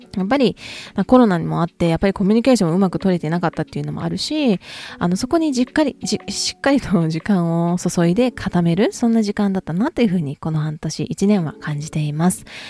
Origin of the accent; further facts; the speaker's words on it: Kansai, Japan; accent: Kansai-ben; 私普段関西弁バリバリなので